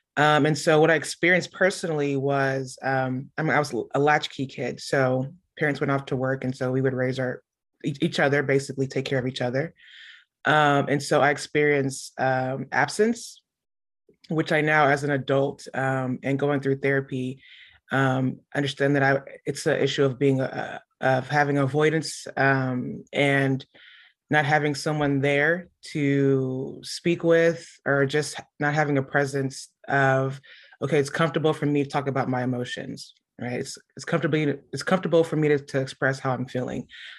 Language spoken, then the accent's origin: English; Houston, Texas, United States; So I'm a native Houstonian, born and raised. Yep. I grew up in A-Leaf. So I'm from the SWAT.